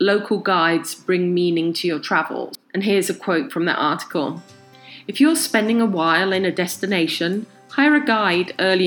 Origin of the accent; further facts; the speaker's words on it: United Kingdom; now in Los Angeles, United States; I'm originally from the UK, and on a recent trip to my hometown in the UK